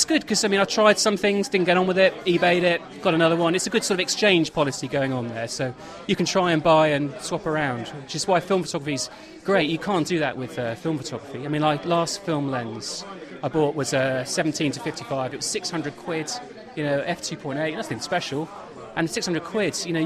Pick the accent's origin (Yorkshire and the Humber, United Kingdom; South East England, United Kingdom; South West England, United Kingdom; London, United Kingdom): South East England, United Kingdom; Lewes; I'm from Lewis, which is sort of 60 miles south of here.